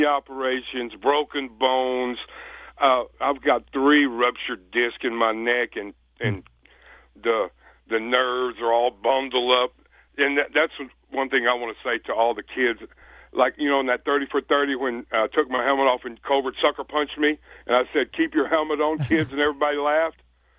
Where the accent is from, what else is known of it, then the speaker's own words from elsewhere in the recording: Texas, United States; now in Chicago, United States; I come from Friday Night Lights in Texas.